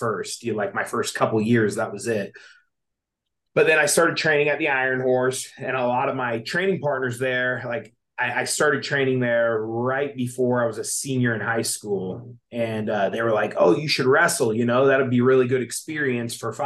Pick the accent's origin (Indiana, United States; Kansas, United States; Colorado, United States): Indiana, United States; Anderson; moved away as an adult; now in San Diego, United States; I grew up in Anderson, Indiana